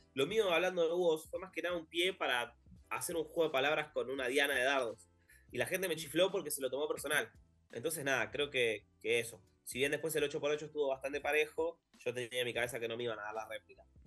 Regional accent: Argentina

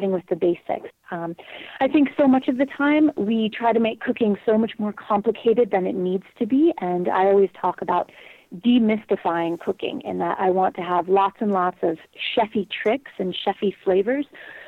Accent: Colorado, United States; I was born and raised in Colorado

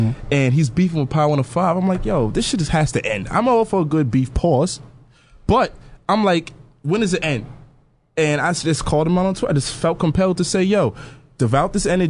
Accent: New York City, New York, United States; I grew up in New York City my whole life.

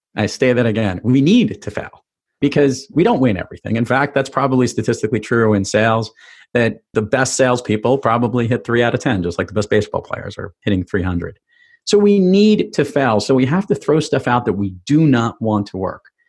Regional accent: New York City, New York, United States; growing up in New York City

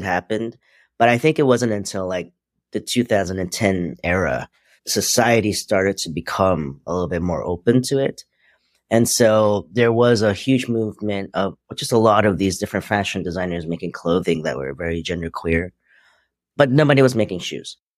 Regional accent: New York City, New York, United States; also born or lived in Hong Kong; now in Los Angeles, United States; just raised in Queens. I was born in Hong Kong

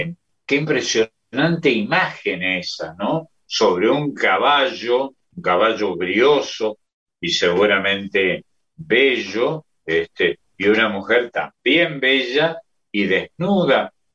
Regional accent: Córdoba, Argentina; yo soy de San Vicente, y General Paz Junior es el barrio que continuaba

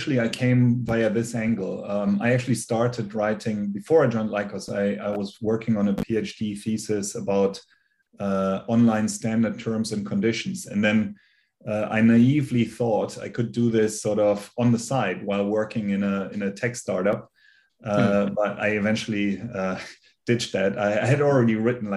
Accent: Germany; moved away as an adult; now in United States; As you can hear by my accent, I'm originally from Germany. I now live in the US.

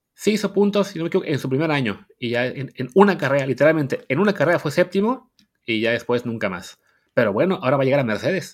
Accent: Mexico; somos mexicanos

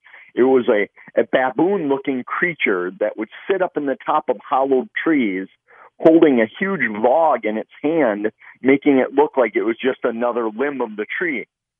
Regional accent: Midwest, United States; Growing up in the Midwest, I had always heard legends of these creatures.

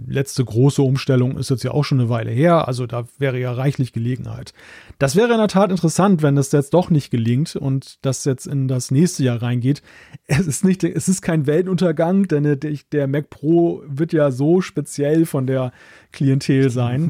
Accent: Germany; als Deutscher

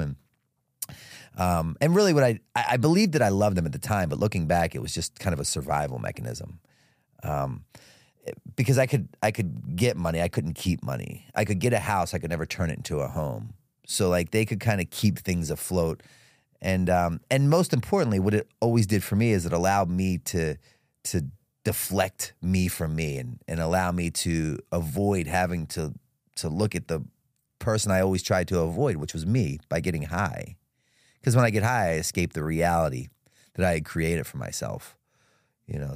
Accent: Baltimore, Maryland, United States; I was born and raised in Baltimore City

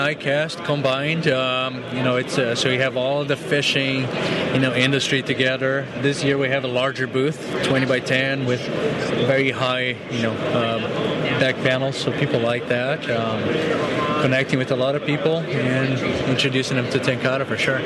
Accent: Brazil; moved away; I'm actually from Brazil

